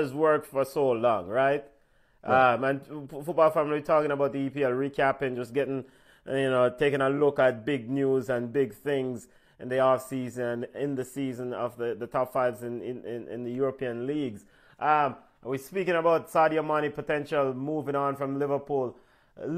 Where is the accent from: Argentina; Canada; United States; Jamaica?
Jamaica; we are Jamaican.